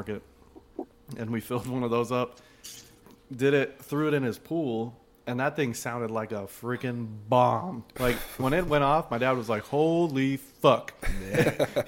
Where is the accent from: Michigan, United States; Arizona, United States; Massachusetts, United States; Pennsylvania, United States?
Arizona, United States; I grew up in Arizona